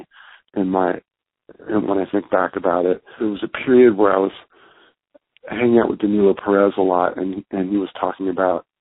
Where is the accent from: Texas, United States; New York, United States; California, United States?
California, United States; Bay Area; growing up in the Bay Area